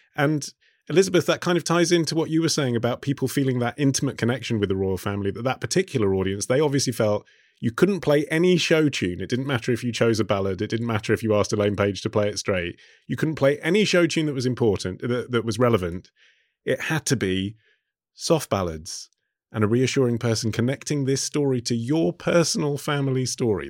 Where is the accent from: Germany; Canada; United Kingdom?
United Kingdom; England; being an Englishman